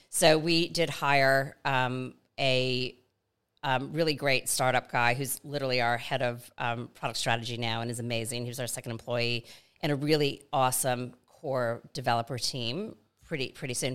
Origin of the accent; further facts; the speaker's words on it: Atlanta, Georgia, United States; moved away as an adult; also born or lived in New York City; now in Australia; grew up in Atlanta, Georgia, in the Deep South